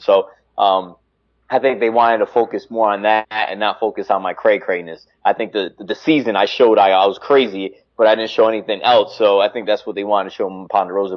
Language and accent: English; Connecticut, United States; I'm from Connecticut